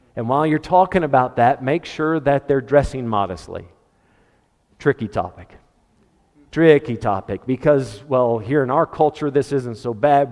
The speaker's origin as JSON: {"language": "English", "country": "United States", "said": "As an American"}